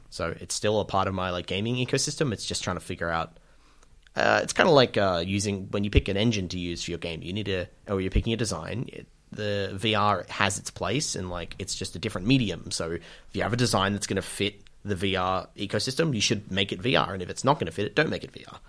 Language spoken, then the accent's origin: English; Australia; spending a lot of time in the U S as an Australian